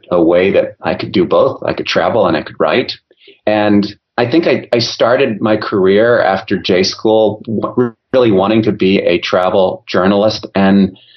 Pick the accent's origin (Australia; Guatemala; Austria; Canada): Austria; also born or lived in Germany; I grew up overseas. I grew up in Europe, Austria, and Germany. Uh, my parents were in the ministry, so we moved a lot.